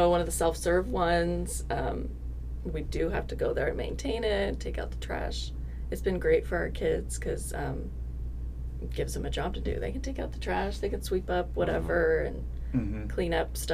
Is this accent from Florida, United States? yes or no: no; Alaska, United States; I'm from Alaska